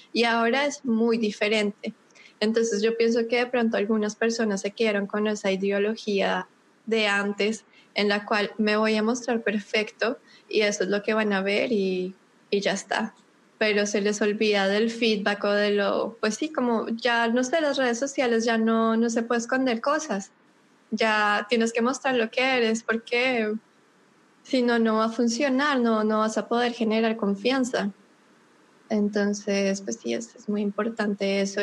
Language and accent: Spanish; Bogotá, Colombia; moved away as an adult; yo soy de Bogotá, de pronto por mi acento alcanzan a descubrir que soy colombiana de Bogotá